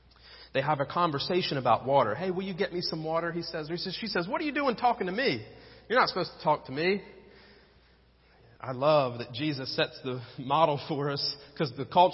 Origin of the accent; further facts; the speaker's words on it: Penns Grove, New Jersey, United States; moved away; also born or lived in Middletown; I went back to my hometown in Pensgrove, New Jersey